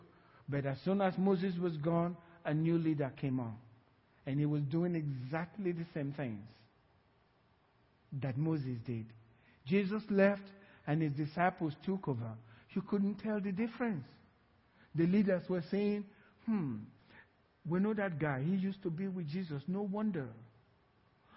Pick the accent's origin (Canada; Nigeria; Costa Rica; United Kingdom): Nigeria; Sapele, Delta; now in Cypress, United States; my village where I grew up in Sapela